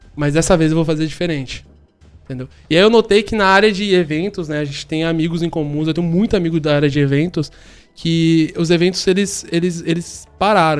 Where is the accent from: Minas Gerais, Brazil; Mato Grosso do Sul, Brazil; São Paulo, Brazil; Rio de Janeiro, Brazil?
São Paulo, Brazil; moved away; Sou de São Paulo, sou natural de São Paulo. Nasci na Zona Sul. É, eu me criei na Vila Mascote, lá em São Paulo